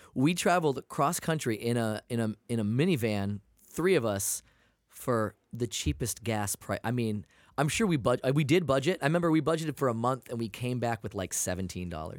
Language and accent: English; Maine, United States; also born or lived in Portland, Maine; now in California, United States; I'm from Maine.